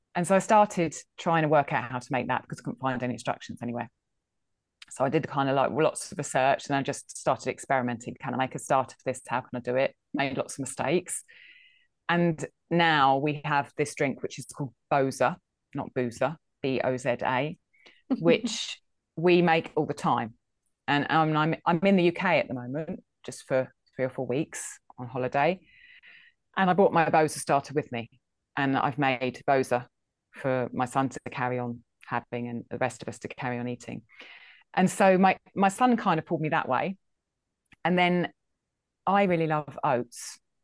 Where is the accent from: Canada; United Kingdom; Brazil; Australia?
United Kingdom; England; I think I'm English. I'm from Britain